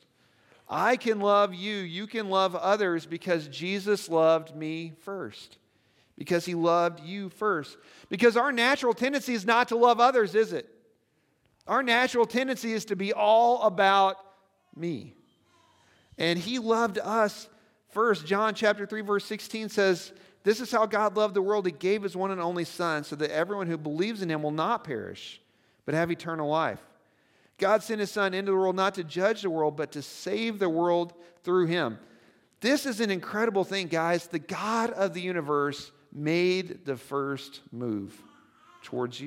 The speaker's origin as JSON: {"language": "English", "region": "Nebraska", "country": "United States", "said": "I'm from Nebraska"}